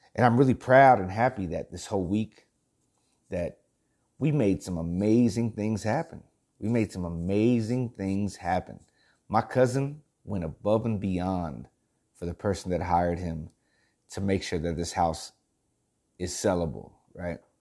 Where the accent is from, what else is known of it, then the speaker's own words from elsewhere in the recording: El Campo, Texas, United States; moved away as an adult; also born or lived in Houston, Texas / Danevang, Texas; I'm a country boy, man. I was born, I was born in Houston, lived in El Campo, lived in Danavang, and set out to the big city